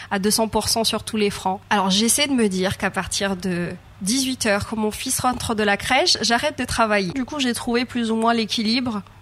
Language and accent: French; Réunion; moved away; surtout qu'on vient de loin. Enfin, je venais de La Réunion.